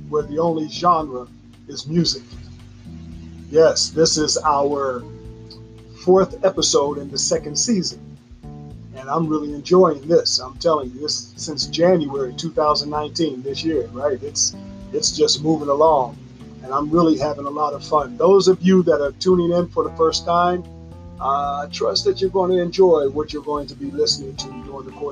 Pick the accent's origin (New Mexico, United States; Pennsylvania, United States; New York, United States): Pennsylvania, United States; Pittsburgh; also born or lived in Chicago, Illinois / California; I was raised in Pittsburgh, Pennsylvania, and lived a short time in California